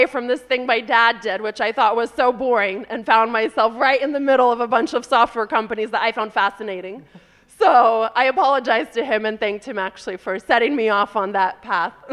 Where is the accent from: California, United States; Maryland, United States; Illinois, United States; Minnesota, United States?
California, United States; So I'm from California originally, and I grew up in a family where my dad um, worked in a software company